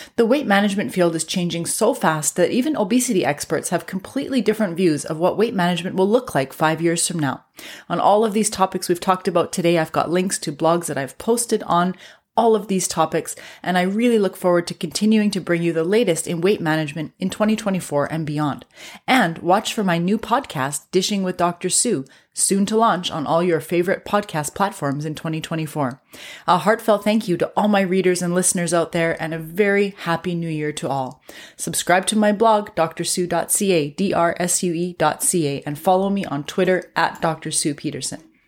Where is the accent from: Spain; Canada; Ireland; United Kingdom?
Canada; I'm a Canadian physician